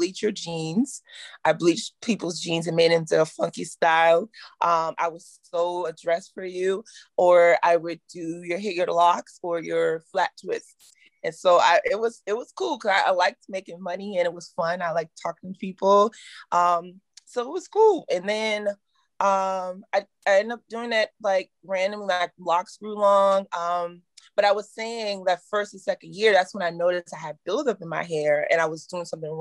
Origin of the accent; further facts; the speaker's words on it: Virginia, United States; I'm from Virginia. We're very conservative